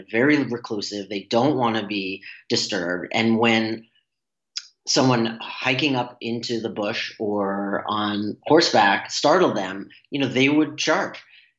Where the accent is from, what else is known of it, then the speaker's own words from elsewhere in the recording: New England, United States; now in Hawaii, United States; I grew up in New England